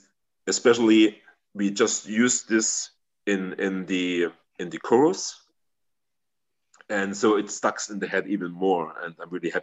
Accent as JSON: {"language": "English", "country": "Germany", "tie": "born or raised there", "first_language": "German", "second_language": "English", "said": "here in my hometown"}